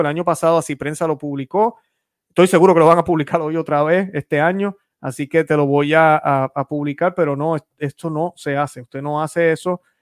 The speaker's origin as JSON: {"language": "Spanish", "country": "Puerto Rico", "said": "yo soy puertorriqueño. Algunos piensan que soy cubano, soy puertorriqueño."}